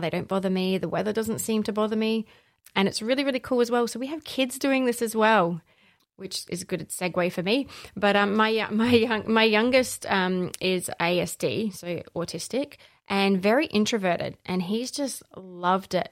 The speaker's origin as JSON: {"language": "English", "town": "Allendale North", "region": "South Australia", "country": "Australia", "tie": "born or raised there", "also_born_or_lived": "northern suburbs, Adelaide / Gawler", "said": "I grew up in the Barossa, so just, uh, just past Kapunda in a little town called Allendale North."}